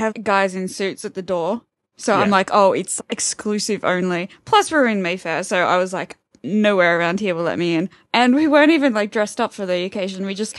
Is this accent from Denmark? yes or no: no; Brisbane, Queensland, Australia; first language English; now in London, United Kingdom; I'm from Brisbane